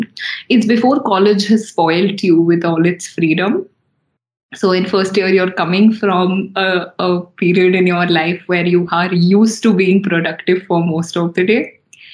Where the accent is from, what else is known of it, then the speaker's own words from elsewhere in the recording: Talcher, Odisha, India; born there; also born or lived in Chennai / Gurgaon / Hyderabad; So I was born in Talcher, and then I've lived in Chennai, I've lived in Gurgaon, I've been living in Hyderabad for the most part.